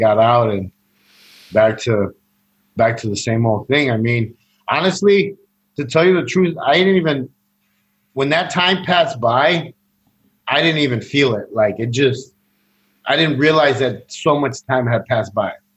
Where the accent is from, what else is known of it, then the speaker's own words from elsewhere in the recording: Chicago, Illinois, United States; I, I grew up in Chicago, um, Latino neighborhood, uh, Mexican uh, neighborhood